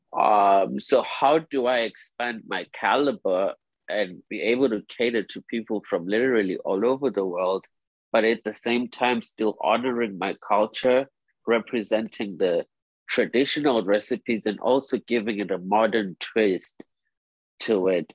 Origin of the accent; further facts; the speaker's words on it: Zimbabwe; moved away as an adult; also born or lived in South Africa / Harlem, New York; now in New York, United States; I was born and raised in Zimbabwe, but my father naturalized into a South African. So I spent most of my childhood in between both Zimbabwe and South Africa.